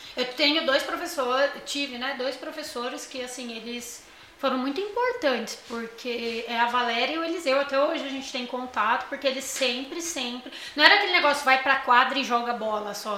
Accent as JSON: {"language": "Portuguese", "region": "São Paulo", "country": "Brazil", "tie": "born or raised there", "said": "eu sou do Morro, eu não nasci no Morro Doce, né? Mas desde os três anos de idade eu moro no Morro Doce"}